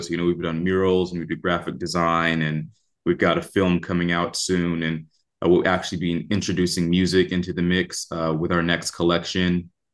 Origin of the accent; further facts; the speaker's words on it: Oakland, California, United States; I'm from Oakland, California, uh, raised by Panthers